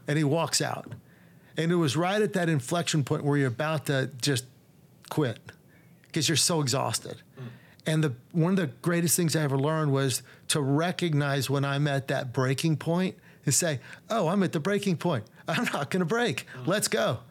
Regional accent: Dallas, Texas, United States; I grew up in Dallas, so it's home.

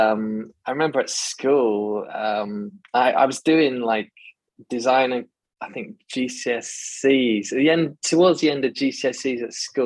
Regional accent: United Kingdom; moved away as an adult; now in Tanzania; I'm British

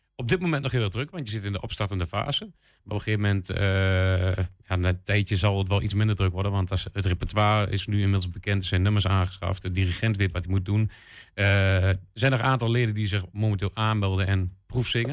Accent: Enschede, Overijssel, Netherlands; Ik kom zo uit Enschede

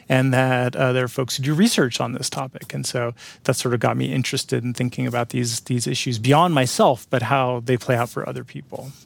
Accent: San Francisco Bay Area, California, United States; I grew up in the Bay Area of California, in San Francisco Bay Area

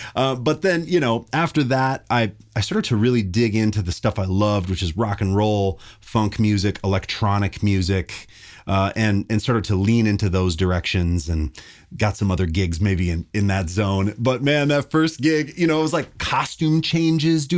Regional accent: Kalispell, Montana, United States; I grew up in Montana, this little town called Kalispell.

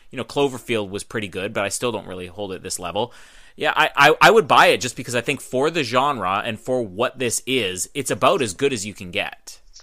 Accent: Winnipeg, Manitoba, Canada; I'm from Winnipeg

